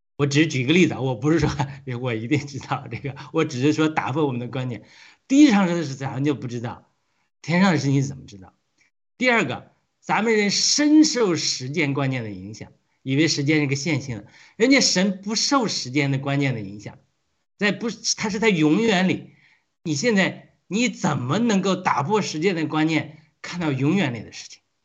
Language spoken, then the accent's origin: Chinese; Hebei, China; 我们是河北的，米，产面很多的